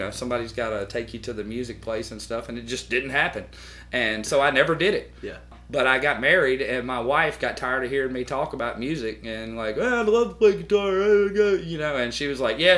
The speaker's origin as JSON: {"language": "English", "town": "Tuscaloosa", "region": "Alabama", "country": "United States", "tie": "born there", "said": "I was uh, I was born in Tuscaloosa at Druid City Hospital."}